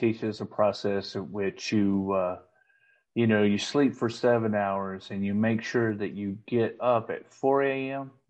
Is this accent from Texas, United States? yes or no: yes; Paris, Texas, United States; I grew up in Paris, Texas, just across the Red River